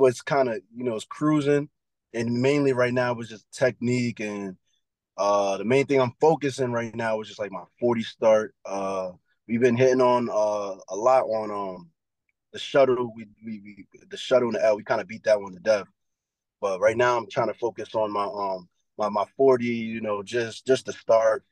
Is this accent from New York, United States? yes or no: yes; New York City, New York, United States; moved away as an adult; I'm from Brooklyn, New York